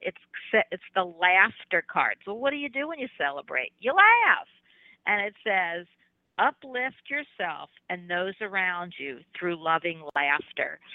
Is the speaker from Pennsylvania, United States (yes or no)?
yes; Philadelphia, Pennsylvania, United States; now in Florida, United States; I'm from Philadelphia, even though via Florida for 30 or 40 years